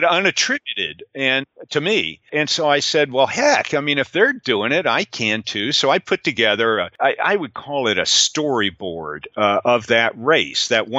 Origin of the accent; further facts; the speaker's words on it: Tampa, Florida, United States; I grew up in Tampa, which is only about 2 hours from Sebring